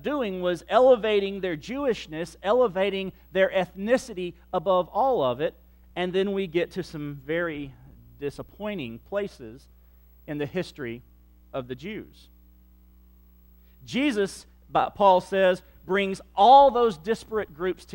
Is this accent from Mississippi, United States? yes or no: yes; Central Mississippi, United States; moved away; also born or lived in Livingston Parish, Louisiana; I am a child of Central Mississippi in the 1970s